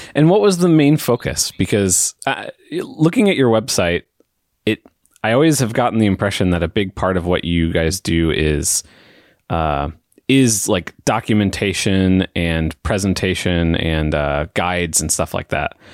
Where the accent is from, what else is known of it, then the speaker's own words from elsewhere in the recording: United States; I'm, I'm from America